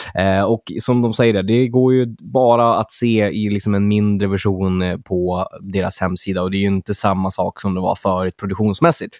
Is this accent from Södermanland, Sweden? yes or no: no; Örnsköldsvik, Västernorrland County, Sweden; moved away; uppe i Örnsköldsvik, min hemstad